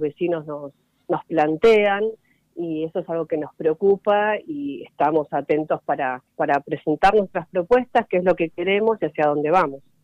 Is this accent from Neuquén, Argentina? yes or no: no; Merlo, Buenos Aires Province, Argentina; soy de Merlo, así que también lo recorro mucho